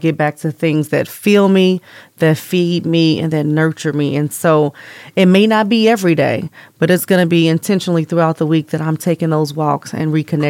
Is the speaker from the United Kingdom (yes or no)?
no; East Coast, United States; now in Las Vegas, United States; So I came from the East Coast and lived there for several years, and I had a lot of nature trails and just engulfing myself.